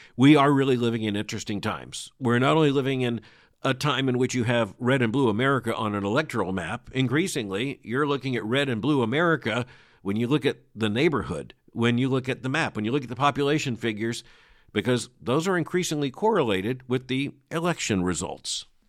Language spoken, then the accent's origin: English; Florida, United States; Florida is my home state. I was born here in the year nineteen fifty-nine.